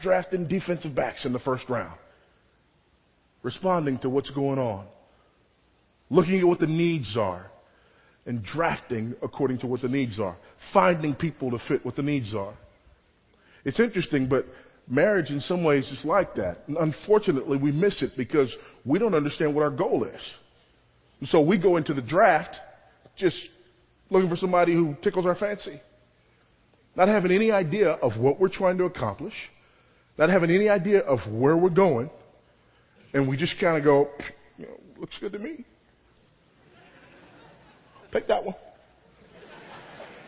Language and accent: English; Los Angeles, California, United States; I grew up in Los Angeles, California